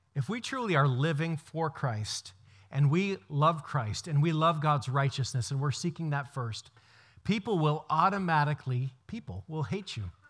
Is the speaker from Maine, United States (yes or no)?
yes; Brewer, Maine, United States; I grew up in Joshua Chamberlain's house in Brewer